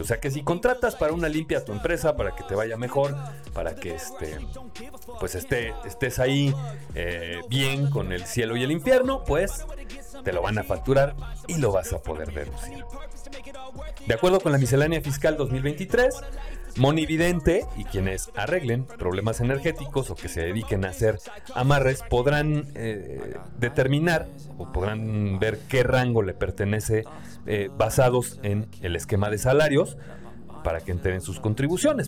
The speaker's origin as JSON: {"language": "Spanish", "country": "Mexico", "said": "nosotros como mexicanos"}